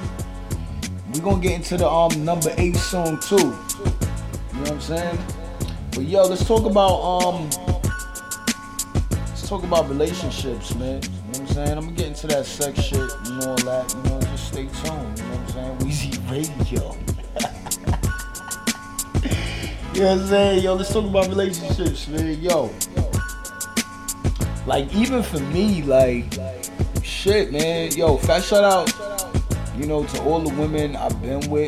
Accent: New York City, New York, United States; I am from Brooklyn

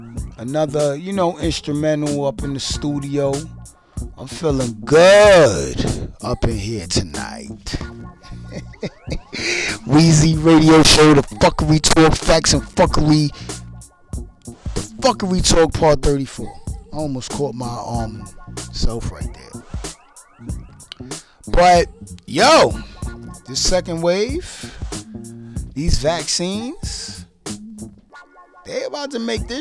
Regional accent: New York City, New York, United States; I'm in Brooklyn, and I'm from Brooklyn

